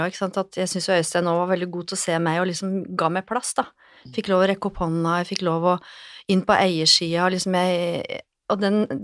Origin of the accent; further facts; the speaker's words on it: Lillehammer, Innlandet, Norway; now in Oslo, Norway; men jeg kom jo fra Lillehammer og tenkte at det er jo ikke aktuelt. Skal jeg jobbe her, så skal jeg jobbe i byen, i Oslo by.